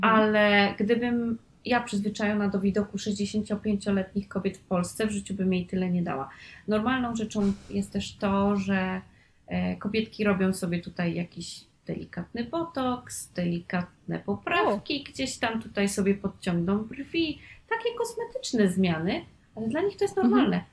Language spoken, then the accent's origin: Polish; Poland; nie jestem z dużego, z dużej miejscowości, jestem z małej gminy